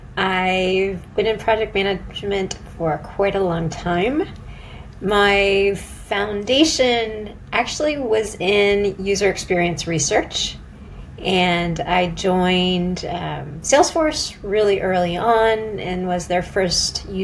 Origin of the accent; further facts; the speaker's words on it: Silicon Valley, California, United States; moved away as an adult; also born or lived in San Diego / Boston / London; I grew up in Silicon Valley